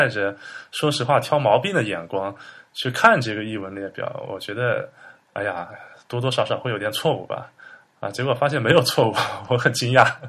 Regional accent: Hangzhou, Zhejiang, China; moved away as an adult; also born or lived in Beijing / Germany; now in Hangzhou, China; 对，我是杭州出生的，杭州人。

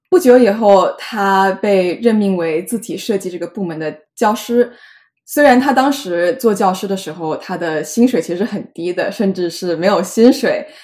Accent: Jiangmen, Guangdong, China; now in New York, United States; 我也是江门人

